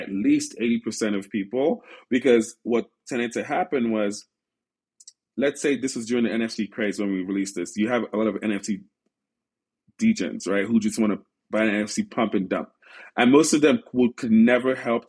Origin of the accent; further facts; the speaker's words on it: Silicon Valley, California, United States; also born or lived in Nigeria; growing up in Silicon Valley, being surrounded by so much talent